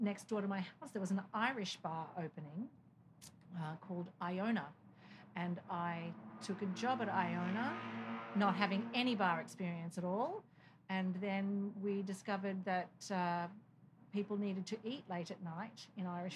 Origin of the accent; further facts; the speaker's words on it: Sydney, New South Wales, Australia; moved away as an adult; also born or lived in New York City; now in Easton, United States; Not born here. I'm Australian. But I came from Sydney to New York City on a 4-week vacation. 1999